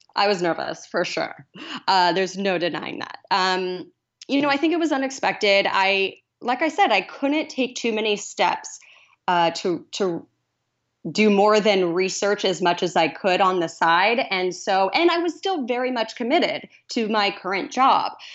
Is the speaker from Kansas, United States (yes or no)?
yes; Kansas, United States; moved away as an adult; also born or lived in Columbia, Missouri / Portland, Oregon; now in Los Angeles, United States; I'm originally from Kansas